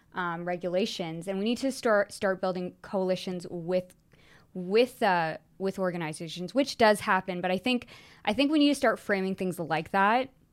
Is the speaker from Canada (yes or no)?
yes; Canada